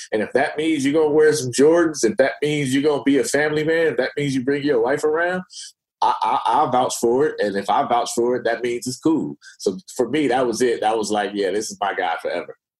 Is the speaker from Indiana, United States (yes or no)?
no; Oakland, California, United States; I'm from Oakland